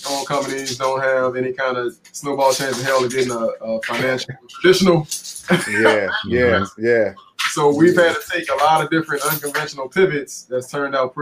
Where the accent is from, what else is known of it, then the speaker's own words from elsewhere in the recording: New Orleans, Louisiana, United States; also born or lived in Gainesville, Florida / Portland, Oregon; I'm born and raised in New Orleans, but I'm second generation New Orleanian.